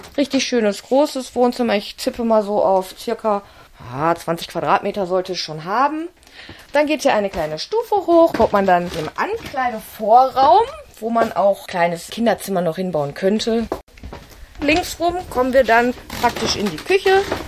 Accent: Wesel, North Rhine-Westphalia, Germany; Ich komme eigentlich aus Wesel, habe da in einer Wohnung gewohnt

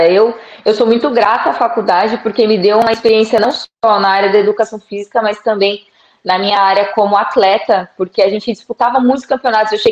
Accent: São Paulo, Brazil; moved away as an adult; now in Portugal; eu que sou brasileira, é um frio danado isso aqui. Eu sou de São Paulo.

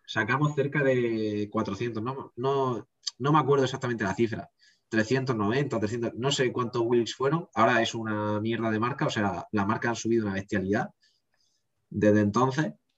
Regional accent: Region of Murcia, Spain; dije que era de Murcia

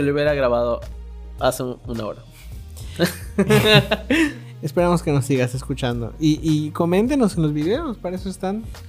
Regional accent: Yucatán, Mexico; accent: Yucatecan; Yo tengo acento yucateco súper marcado

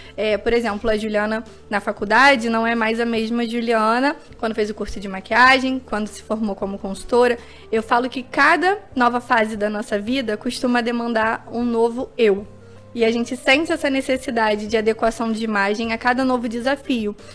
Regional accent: Rio de Janeiro, Brazil; sendo carioca

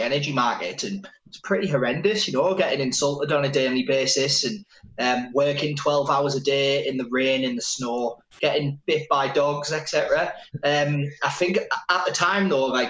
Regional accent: Middlesbrough, North East England, United Kingdom; So I grew up in Pannister Park, which is in it's TS3, Middlesbrough

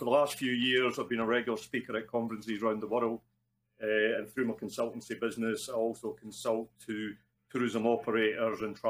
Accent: Scotland, United Kingdom; accent: Scottish; moved away; Probably from the accent, you can gather I'm Scottish. I'm in Scotland at the moment, not normally here

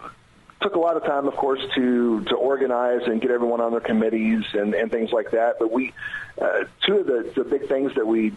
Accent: Ripley County, Indiana, United States; I grew up here in Ripley County, a South Ripley grad

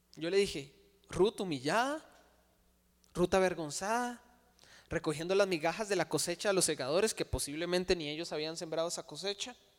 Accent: Cartago, Costa Rica; crecimos aquí en Cartago con una mentalidad religiosa

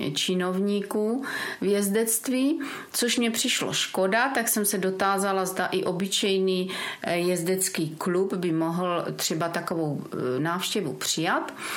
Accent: Brno, South Moravian Region, Czechia; born or raised there; moved away as an adult; now in Mansberk, Czech Republic

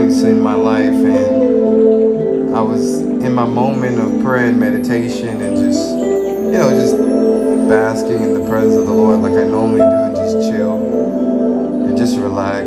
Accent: Bahamas; also born or lived in Freeport, Grand Bahama / Nassau; I was working at a job in Freeport, Grand Bahama

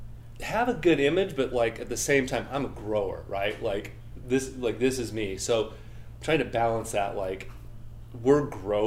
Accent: northern Utah, United States; also born or lived in Colorado; now in Denver, United States; I'm from Colorado and grew up in northern Utah

